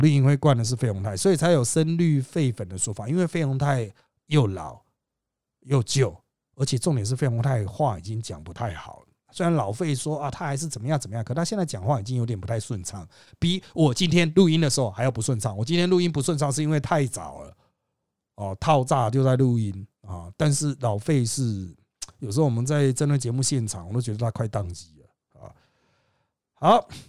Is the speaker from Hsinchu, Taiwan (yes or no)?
no; Miaoli County, Taiwan; 他是我苗栗那边的客家人